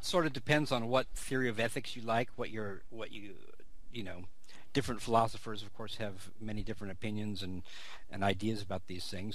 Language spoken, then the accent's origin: English; California, United States; growing up in California, being sort of a a very open, multicultural place, multilingual place